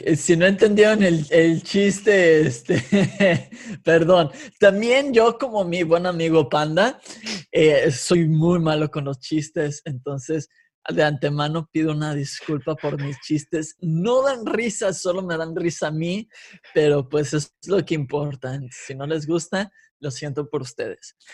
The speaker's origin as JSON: {"language": "Spanish", "town": "Guadalajara", "region": "Jalisco", "country": "Mexico", "tie": "born or raised there", "also_born_or_lived": "California", "said": "nací en California, me crié en la bella metrópoli de Guadalajara"}